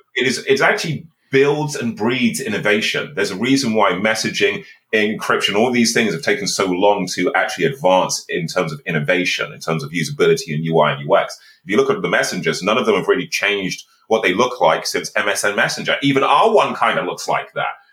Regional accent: Birmingham, West Midlands, United Kingdom; I'm actually from a council estate in Birmingham

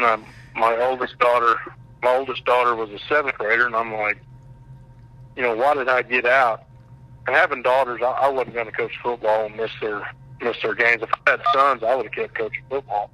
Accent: Shattuck, Oklahoma, United States; I grew up in Shattuck's my hometown

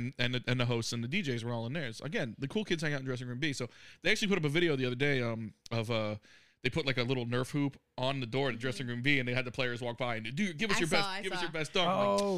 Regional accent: South Florida, United States; I grew up in South Florida. I've been exposed to a lot of accents.

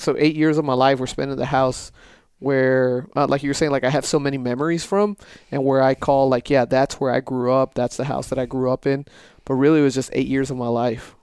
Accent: El Paso, Texas, United States; moved away as an adult; the first twenty years of my life was El Paso. Growing up there, going through school

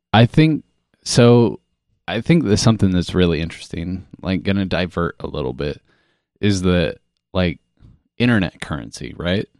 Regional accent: Kansas, United States; growing up in a small town in fucking Midwest, Kansas.

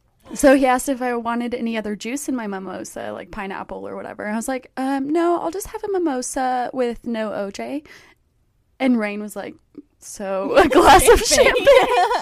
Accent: Texas, United States; I'm from Texas. Not Michigan.

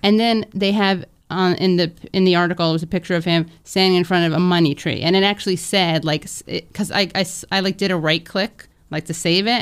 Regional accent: New York, United States; growing up in New York

